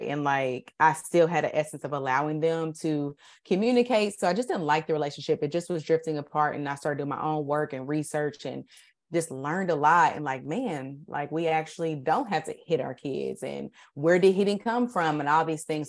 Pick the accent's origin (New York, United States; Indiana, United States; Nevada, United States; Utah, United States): Indiana, United States; Indianapolis; I went to Warren